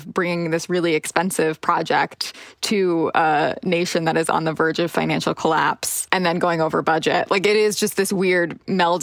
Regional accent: United States; Speaking as an American

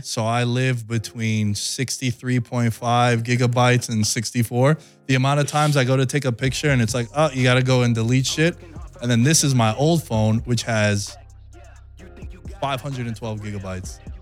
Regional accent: New York, United States; moved away as an adult; now in Las Vegas, United States; grow up in New York

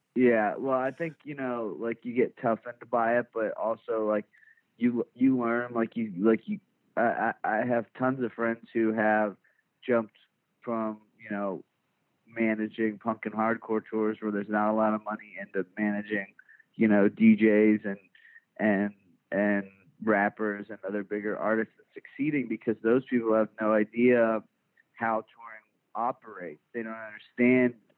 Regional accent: Richardson, Texas, United States; I was born born and raised in Dallas uh, in like the first suburb north uh, of the Dallas city limits called Richardson

